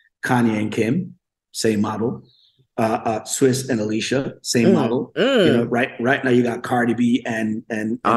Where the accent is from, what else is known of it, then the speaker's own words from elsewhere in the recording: Jamaica; moved away; also born or lived in Brooklyn, New York; I'm from the gutters of Jamaica. Yeah, I'm from the hood of Jamaica